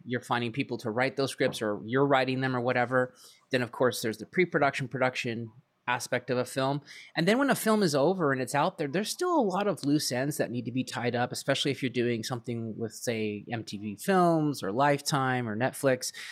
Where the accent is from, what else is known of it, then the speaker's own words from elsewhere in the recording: Vancouver, British Columbia, Canada; moved away; originally I'm from Vancouver, Canada. Uh, that's where I kinda got my start